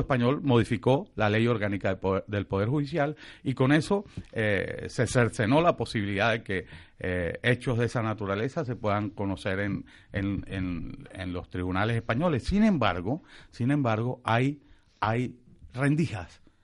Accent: San Cristóbal, Táchira, Venezuela; en mi tierra, en San Cristóbal

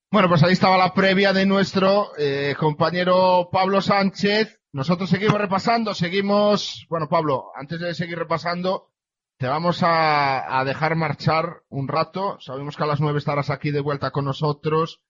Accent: Galicia, Spain; venimos a, mi tierra, venimos a Galicia

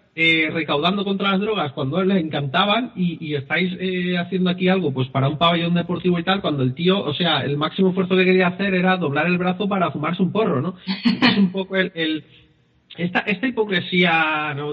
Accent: Spain; No somos de otro país, somos españoles

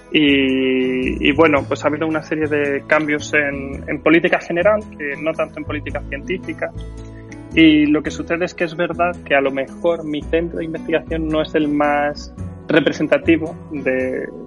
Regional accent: Madrid, Community of Madrid, Spain; moved away as an adult; now in Galicia, Spain; a mi adolescencia en Madrid.

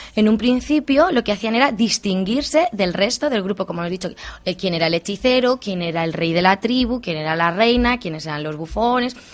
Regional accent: Albacete province, Castilla-La Mancha, Spain; cómo que al secarral de mi pueblo

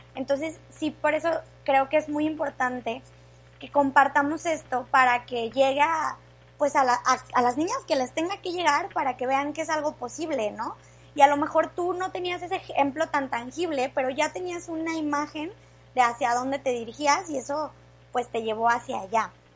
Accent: Mexico; como mexicanos

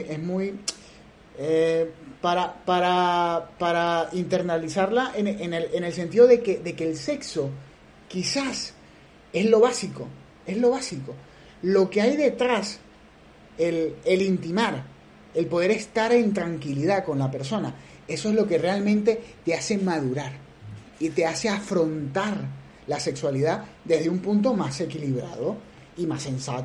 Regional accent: Venezuela; como venezolanos que somos, dignos, orgullosos de eso, de llevar ese gentilicio

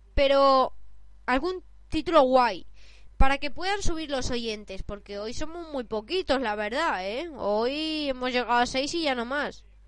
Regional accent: Barcelona, Catalonia, Spain; yo soy de Barcelona

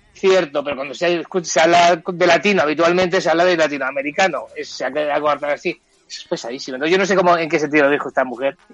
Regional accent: Spain; Yo como español

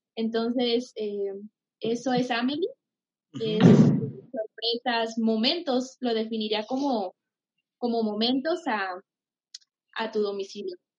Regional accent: Pénjamo, Guanajuato, Mexico; now in Jalisco, Mexico

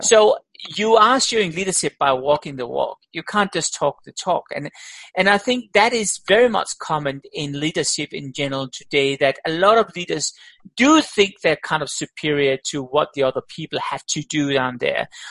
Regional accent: Denmark; also born or lived in Australia; now in Switzerland; I'm born in Denmark

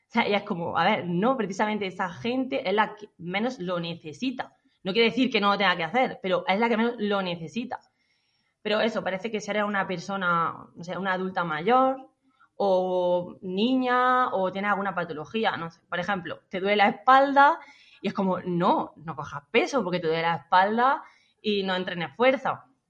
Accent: La Carolina, Andalusia, Spain; soy de la Carolina, de un pueblo de Jaén

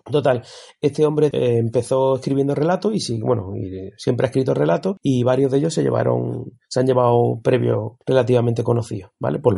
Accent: Andalusia, Spain; Como buen andaluz

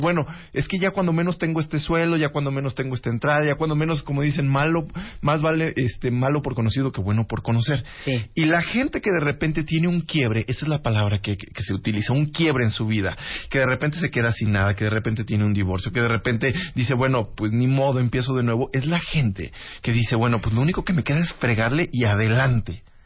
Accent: Río Verde, San Luis Potosí, Mexico; also born or lived in Mexico City; now in Guadalajara, Mexico; mi burbuja, Centenario 207, letra A, en Río Verde, San Luis Potosí

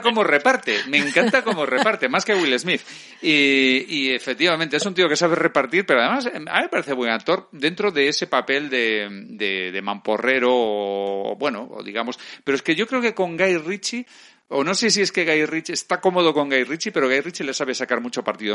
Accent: Spain; porque soy español

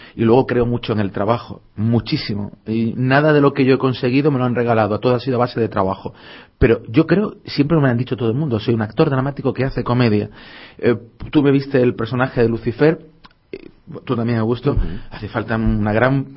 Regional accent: Málaga, Andalusia, Spain; me siento malagueño 100%

